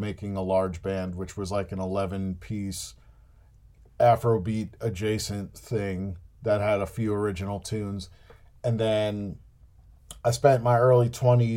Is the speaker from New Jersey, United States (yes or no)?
yes; New Jersey, United States; I grew up in New Jersey, which meant that we had easy access to the city